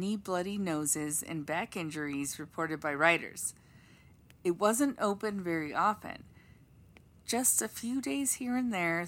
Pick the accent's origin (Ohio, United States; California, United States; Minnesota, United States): California, United States; Los Angeles; Growing up in Los Angeles